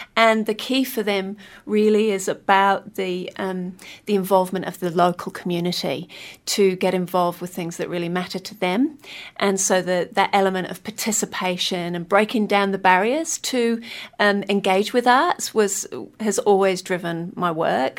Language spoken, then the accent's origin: English; Kingston upon Hull, Yorkshire and the Humber, United Kingdom; moved away as an adult; now in Wellington, New Zealand; I'm originally from Kingston upon the Hull